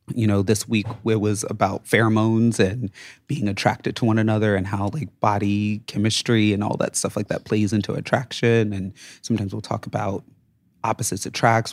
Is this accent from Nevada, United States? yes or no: yes; Las Vegas, Nevada, United States; moved away as an adult; also born or lived in Reno, Nevada / Tampa Bay, Florida; now in New York, United States; I was born and raised in Vegas, went to college in Reno, family moved to Atlanta when I was in like my sophomore year of college